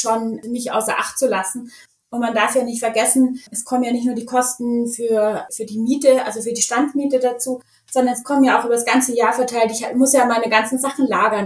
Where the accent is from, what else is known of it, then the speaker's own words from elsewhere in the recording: Munich, Bavaria, Germany; ich bin auf dem Oktoberfest aufgewachsen